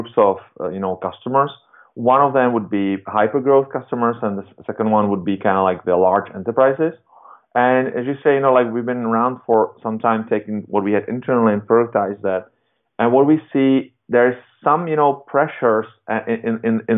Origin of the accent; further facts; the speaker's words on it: Czechia; I was born in Europe, in Czech Republic